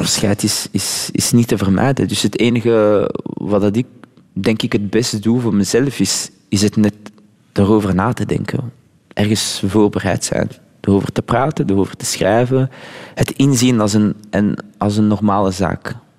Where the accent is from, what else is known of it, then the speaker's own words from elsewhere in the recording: Flanders, Belgium; first language French; Dutch is a second language; also born or lived in Laguna Beach, United States / Morocco (roots); Ik ben Vlaming en ik ben hier opgegroeid